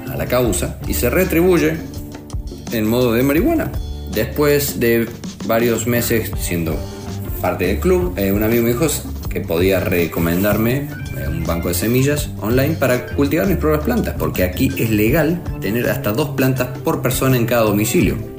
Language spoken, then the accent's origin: Spanish; Córdoba, Argentina; moved away as an adult; now in Spain; de Córdoba, Argentina